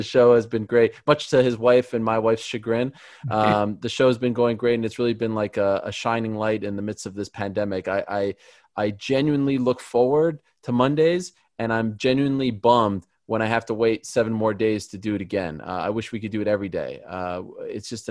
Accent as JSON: {"language": "English", "town": "Montreal", "region": "Quebec", "country": "Canada", "said": "I'm from Montreal."}